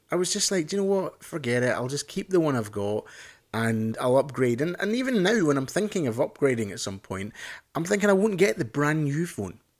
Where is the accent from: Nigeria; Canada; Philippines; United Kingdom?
United Kingdom; Scotland; I'm Scottish or British or whatever you wanna say